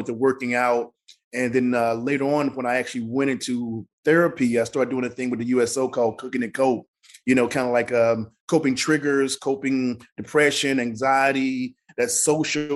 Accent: Mississippi, United States; moved away; the way I grew up in Mississippi

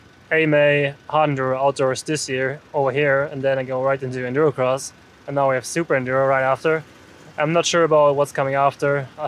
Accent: Germany; I'm from Germany

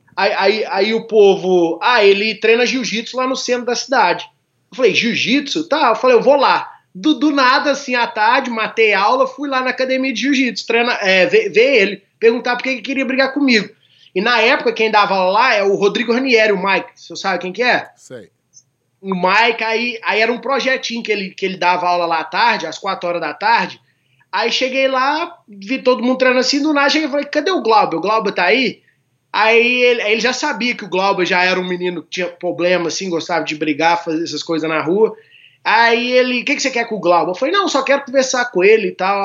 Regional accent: Formiga, Minas Gerais, Brazil; eu sou da cidade do interior de Minas, chama Formiga

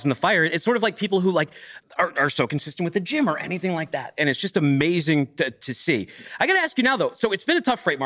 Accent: New England, United States; also born or lived in Boston; I grew up in New England

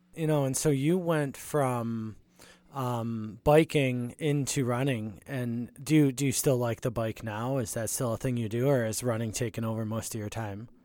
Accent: Buffalo, New York, United States; moved away as an adult; now in Rochester, United States; I grew up in Buffalo too, and then I came up here for college and never left as well

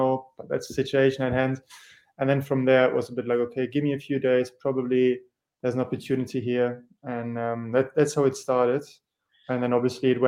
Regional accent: Germany; moved away as an adult; also born or lived in Norwich, United Kingdom; we're from Germany

